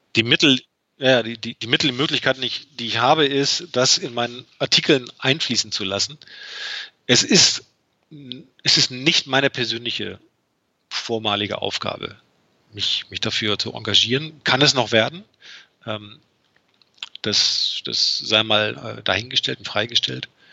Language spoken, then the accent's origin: German; Berlin, Germany; bei uns in Berlin